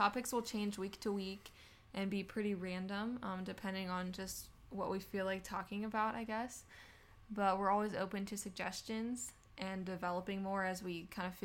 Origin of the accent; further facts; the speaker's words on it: Punxsutawney, Pennsylvania, United States; moved away as an adult; now in Uniontown, United States; We're from Punxsutawney, PA. It's where we both grew up.